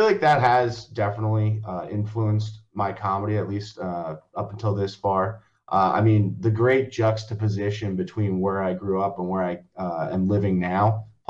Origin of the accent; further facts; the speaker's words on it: Long Valley, New Jersey, United States; So I grew up in Long Valley, New Jersey, which if anyone doesn't know where that is, it's in Morris County, right up against the Pennsylvania border.